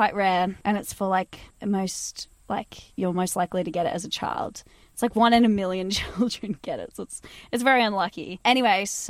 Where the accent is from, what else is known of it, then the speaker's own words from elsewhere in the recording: Sunshine Coast, Queensland, Australia; also born or lived in Mooloolaba; I was born on the Sunshine Coast, but we were living in a rural rural little country town